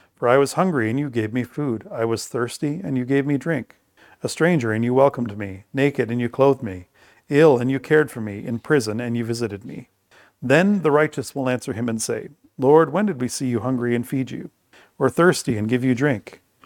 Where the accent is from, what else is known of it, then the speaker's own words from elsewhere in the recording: Bruce County, Ontario, Canada; we've been here now for a hundred and fifty years. So I would say our culture is thoroughly Bruce County